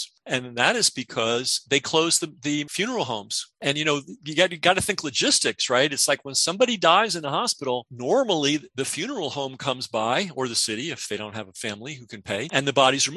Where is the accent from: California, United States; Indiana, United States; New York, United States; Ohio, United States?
New York, United States; New York City; moved away; I grew up partially in the Bronx